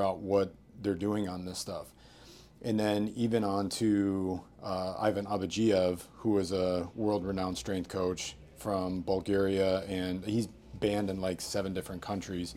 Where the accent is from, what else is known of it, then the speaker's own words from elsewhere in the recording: New York, United States; moved away as an adult; now in Vancouver, Canada; growing up in New York